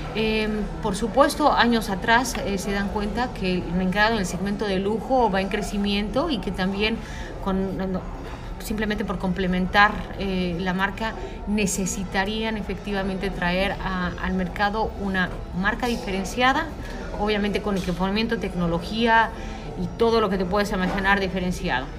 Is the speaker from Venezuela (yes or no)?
no; Mexico; yo soy mexicana